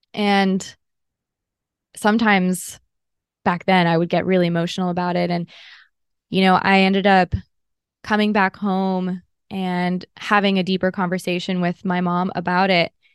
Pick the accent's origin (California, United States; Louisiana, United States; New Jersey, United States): California, United States; Los Angeles; I grew up in Southern California, and it was in L